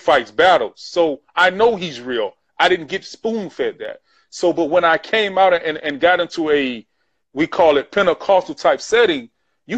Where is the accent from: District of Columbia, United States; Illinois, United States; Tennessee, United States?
Illinois, United States; Chicago; I grew up being bullied in the Chicago Project